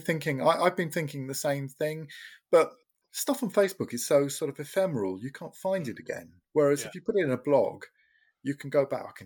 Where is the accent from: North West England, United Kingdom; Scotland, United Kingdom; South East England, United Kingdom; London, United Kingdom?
South East England, United Kingdom; Portsmouth; I grew up in Portsmouth, Cosham, and just north of Portsmouth